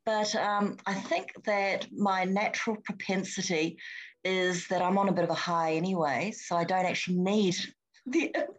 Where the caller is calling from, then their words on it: Sydney, New South Wales, Australia; I'm phoning from Sydney